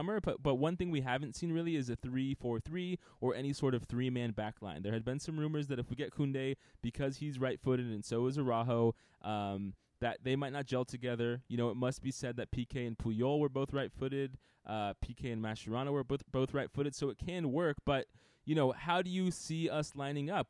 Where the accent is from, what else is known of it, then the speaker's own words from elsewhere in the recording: United States; we're American